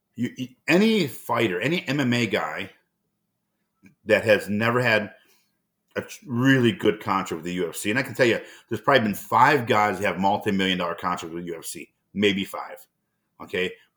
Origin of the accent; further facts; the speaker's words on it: Cleveland, Ohio, United States; now in Minnesota, United States; I grew up in Cleveland, Ohio